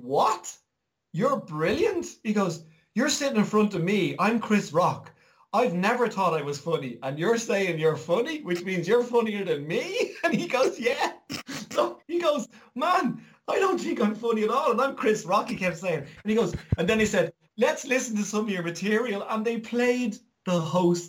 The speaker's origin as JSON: {"language": "English", "country": "Ireland", "tie": "born or raised there", "said": "me growing up in Ireland"}